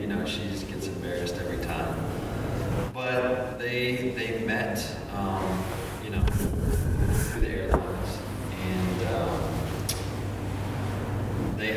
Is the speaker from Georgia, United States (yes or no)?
yes; Peachtree City, Georgia, United States; also born or lived in Pacifica, California; But I grew up in Peachtree City, Georgia